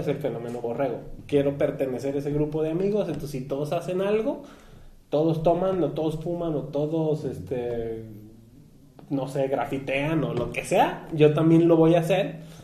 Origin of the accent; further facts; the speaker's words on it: Mexico; como mexicanos